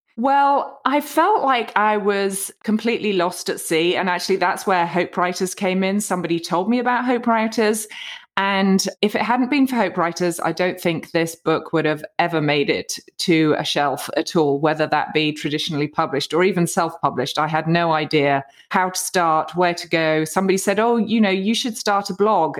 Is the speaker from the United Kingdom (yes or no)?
yes; United Kingdom; moved away as an adult; now in United States; I'm a Brit living in the U S A. We came out here about fifteen years ago